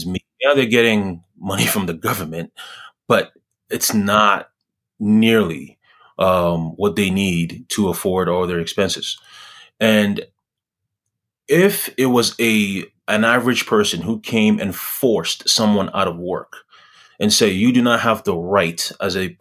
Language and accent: English; Ghana; where I was born in Ghana